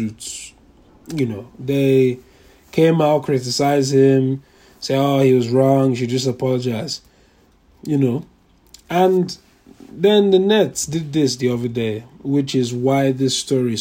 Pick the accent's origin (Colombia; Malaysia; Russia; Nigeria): Nigeria; I'm a Nigerian. Am I a Nigerian? I say I'm a Nigerian, but in reality, so if anything, I'm not a Nigerian. I'm a Yoruba man